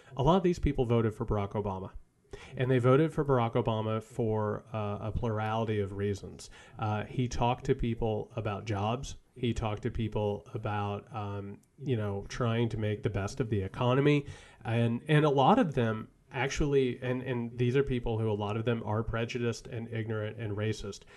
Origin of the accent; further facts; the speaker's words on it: rural Indiana, United States; I grew up in a dirt poor family in rural Indiana